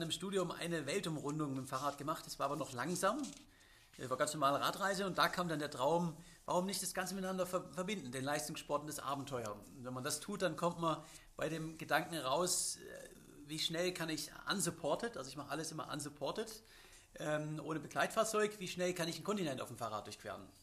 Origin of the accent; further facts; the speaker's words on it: Swabia, Germany; als Schwabe